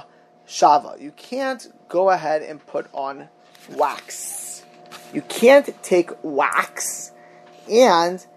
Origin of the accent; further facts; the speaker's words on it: Miami Beach, Florida, United States; I grew up in Miami Beach, Florida